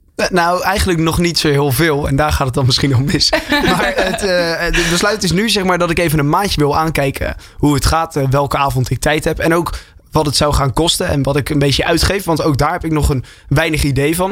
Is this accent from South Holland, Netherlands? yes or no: yes; Westland, South Holland, Netherlands; moved away as an adult; now in Hilversum, Netherlands; ik woonde eerst in het Westland waar ik vandaan kom